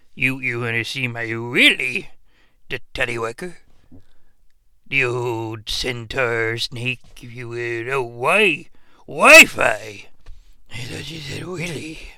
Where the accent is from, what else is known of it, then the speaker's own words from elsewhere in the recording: Canada; being a Canadian, it just really didn't resonate with this shooter.